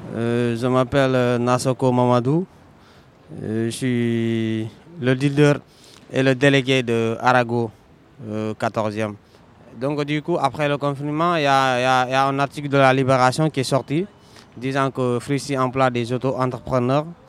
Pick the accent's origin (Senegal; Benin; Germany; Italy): Senegal; now in Paris, France; je suis sénégalais